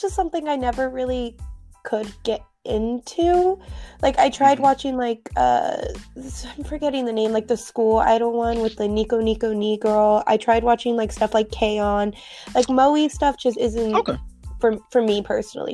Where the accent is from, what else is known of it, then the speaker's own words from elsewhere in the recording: United States; I'm actually from the United States